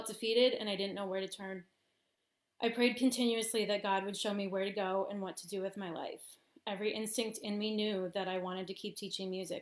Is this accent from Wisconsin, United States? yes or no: yes; Wisconsin, United States; I was teaching, stripped public education of huge amounts of funding that winter. Music programs across the state, which is my subject, were being cut as schools just didn't have the money for them. So the hopes of me finding a new job in my home state